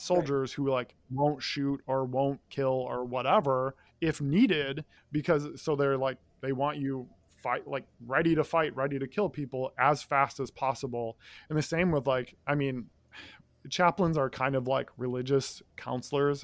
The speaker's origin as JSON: {"language": "English", "region": "Midwest", "country": "United States", "moved": "as an adult", "said": "I'm from the Midwest. All my family's in the Midwest"}